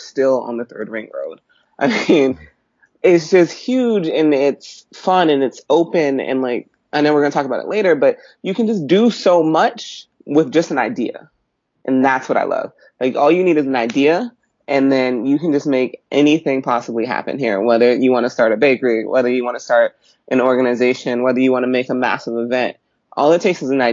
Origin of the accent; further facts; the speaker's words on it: Washington, District of Columbia, United States; moved away as an adult; now in Beijing, China; I'm from Washington, D.C., born and raised